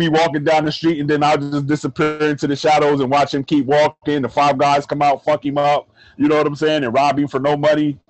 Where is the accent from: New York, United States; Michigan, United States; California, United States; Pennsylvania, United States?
New York, United States; New York City; moved away; That's my hometown